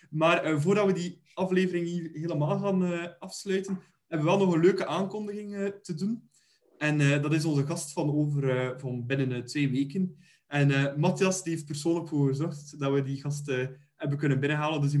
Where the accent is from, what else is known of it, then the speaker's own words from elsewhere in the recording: Bruges, Flanders, Belgium; ik ben van Brugge